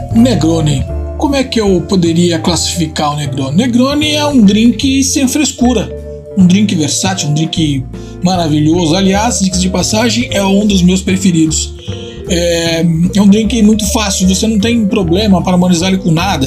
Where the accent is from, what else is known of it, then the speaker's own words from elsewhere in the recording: Tuscany, Italy; moved away; na Toscana, que aliás é minha terra natal